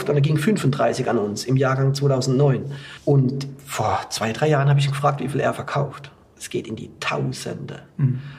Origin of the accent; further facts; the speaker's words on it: Baden-Württemberg, Germany; ich bin in Südbaden aufgewachsen, habe im Kaiserschuh gelernt, war in Burgund. Das hätte ich mal nicht gedacht. Da kam ich 2008 in die Pfalz